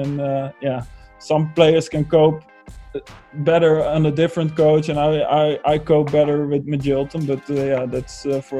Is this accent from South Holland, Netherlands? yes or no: yes; Rotterdam, South Holland, Netherlands; English is a second language; moved away as an adult; also born or lived in England; I think when I grew up in Rotterdam.